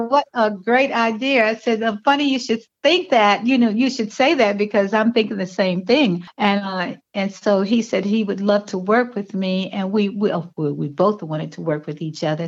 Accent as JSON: {"language": "English", "town": "Washington", "region": "District of Columbia", "country": "United States", "tie": "born or raised there", "also_born_or_lived": "Victoria, Virginia", "said": "I was born in Victoria, Virginia, and um, but I was raised in Washington D.C."}